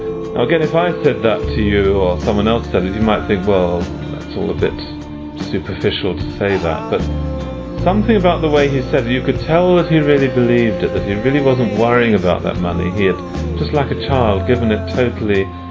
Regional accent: London, United Kingdom; from London in England

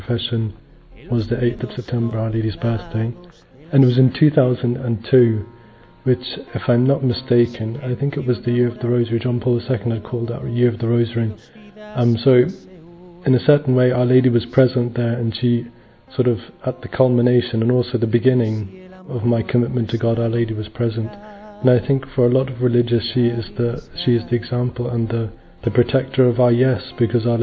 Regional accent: Northern Ireland, United Kingdom; I'm from Northern Ireland and I'm 30 years old.

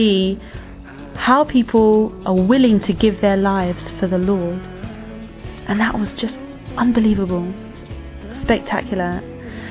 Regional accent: London, United Kingdom; I was born in London and my parents come from Spain and Philippines

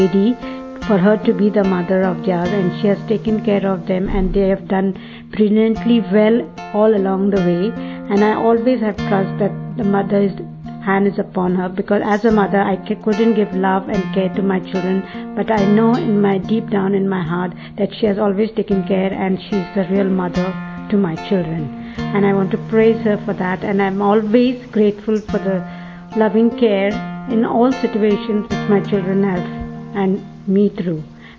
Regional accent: India; moved away as an adult; I come from India

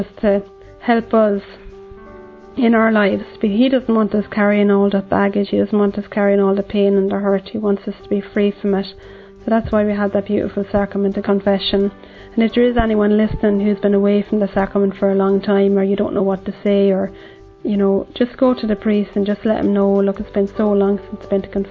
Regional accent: Ireland; I'm from Ireland

